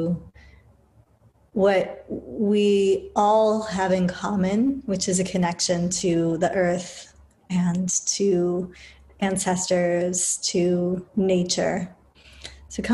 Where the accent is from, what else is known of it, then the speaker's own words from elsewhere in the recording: United Kingdom; moved away; being born as a mixed person, as an Indian and British person in the UK, like in the heart of empire in the 70s